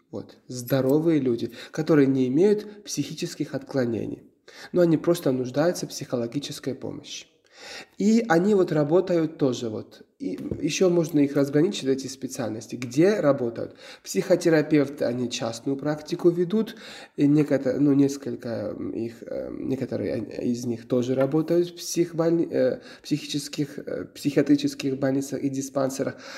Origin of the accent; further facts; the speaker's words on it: Georgia; Russian is a second language; moved away; also born or lived in Ukraine; мой родной язык не русский, вы забыли это сказать, потому что я э, грузин